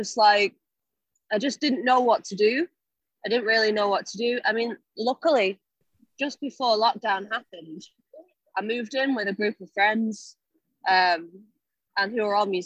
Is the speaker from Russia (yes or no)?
no; Salford, North West England, United Kingdom; now in London, United Kingdom; I'm from Broughton.